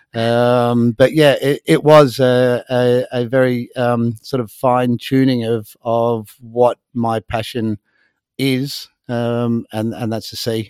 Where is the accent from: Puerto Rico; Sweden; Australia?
Australia; Sydney, New South Wales; moved away as an adult; also born or lived in North Queensland / Thursday Island; now in Spain; I was born in Sydney, Australia, and I um, I spent a lot of time up in North Queensland